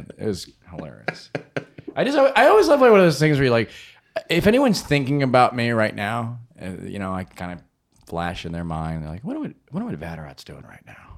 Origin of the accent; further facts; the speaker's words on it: St. Louis, Missouri, United States; also born or lived in Chicago, Illinois; now in New York, United States; Born and raised in Saint Louis, comedically born in Chicago, Illinois